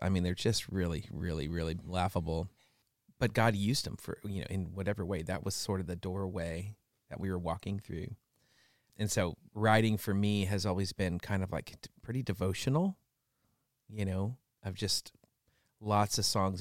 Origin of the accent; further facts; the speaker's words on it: West Coast, United States; I grew up on the West Coast